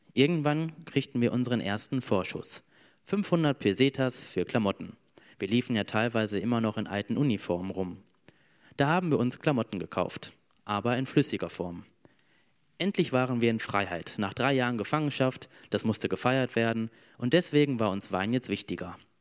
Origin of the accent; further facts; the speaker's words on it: Emmerich am Rhein, North Rhine-Westphalia, Germany; bei uns in Emmerich